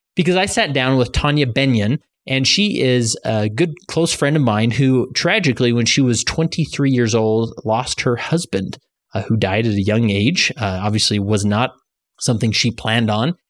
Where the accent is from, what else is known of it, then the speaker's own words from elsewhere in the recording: Holladay, Utah, United States; in Holiday, Utah, my hometown